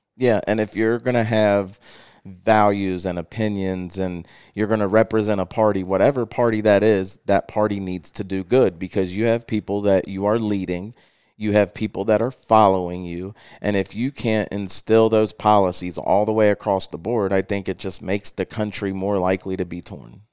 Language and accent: English; Cincinnati, Ohio, United States; also born or lived in Felicity, Ohio; I was born in Price Hill, Ohio, which is, um, a subdivision in Cincinnati. We lived there until I was about six